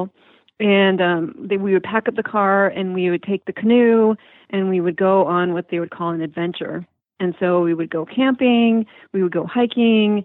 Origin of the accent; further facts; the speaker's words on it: Marquette, Michigan, United States; moved away as an adult; also born or lived in Fargo, North Dakota / East Lansing, Michigan; I grew up there in Marquette and went to high school there, and then I went to college at Michigan State